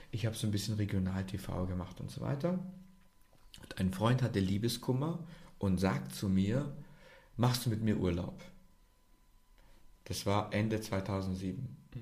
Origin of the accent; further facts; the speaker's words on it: Germany; sorry, ich bin nicht so oft in Serbien, ich bin aus Deutschland, wir lächeln halt